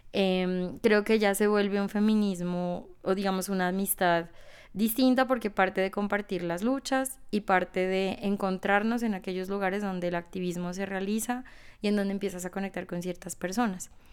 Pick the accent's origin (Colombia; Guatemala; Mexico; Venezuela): Colombia; Ipiales, Nariño; en una ciudad pequeña como Ipiales, de donde yo soy